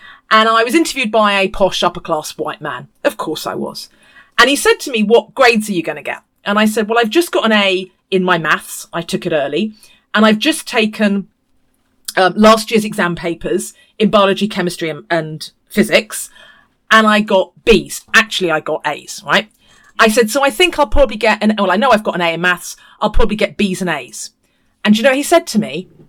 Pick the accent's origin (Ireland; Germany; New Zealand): New Zealand; now in United Kingdom; But I have it because I'm a New Zealander, so that I'm a Kiwi, so they don't know how to position me.